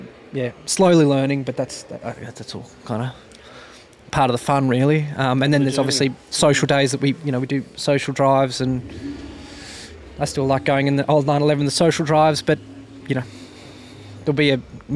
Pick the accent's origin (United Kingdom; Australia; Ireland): Australia; Tamworth, New South Wales; moved away; I'm a from Tamworth, New South Wales. I'm a country boy